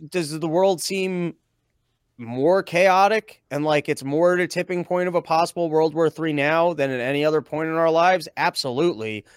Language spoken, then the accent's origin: English; Connecticut, United States; also born or lived in New York; I'm originally from Connecticut, but I've definitely, uh, spent a lot of time in New York too.